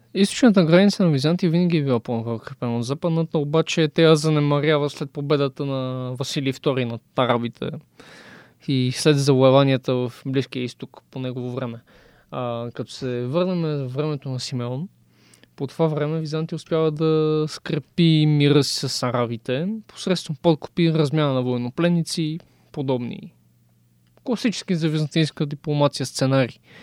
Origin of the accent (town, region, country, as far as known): Bulgaria